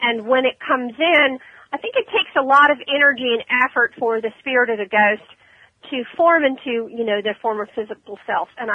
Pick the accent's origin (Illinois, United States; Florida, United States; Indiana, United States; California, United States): Florida, United States; Ormond Beach; That's my hometown, Ormond.